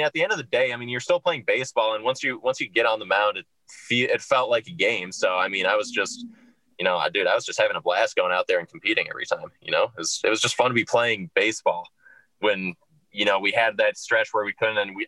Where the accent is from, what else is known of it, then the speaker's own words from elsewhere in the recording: Minnesota, United States; moved away; I'm from Minnesota originally